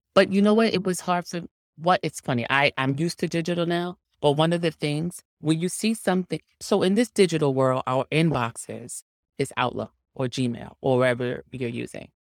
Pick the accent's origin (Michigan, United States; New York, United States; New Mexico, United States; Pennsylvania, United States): New York, United States; New York City; I'm from Harlem.